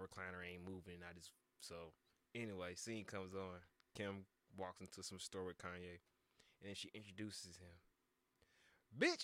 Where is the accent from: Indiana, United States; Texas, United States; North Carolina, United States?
North Carolina, United States; Charlotte; I was a dude from Charlotte